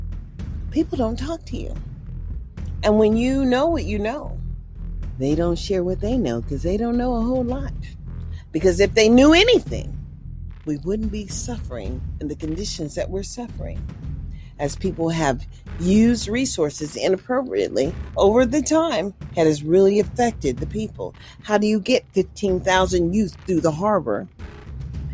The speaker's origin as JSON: {"language": "English", "region": "Mississippi", "country": "United States", "tie": "born or raised there", "moved": "yes", "lives_now": "California, United States", "said": "I was born from Mississippi"}